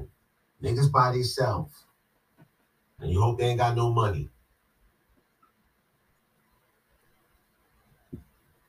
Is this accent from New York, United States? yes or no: yes; New York City, New York, United States; growing up in Queens, socializing in Brooklyn, in Harlem